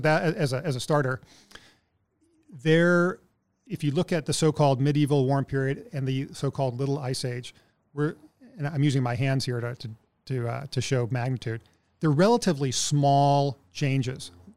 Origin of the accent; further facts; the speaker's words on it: Texas, United States; moved away as an adult; now in Anchorage, United States; I'm originally from Texas, but I've been here for about seventeen years now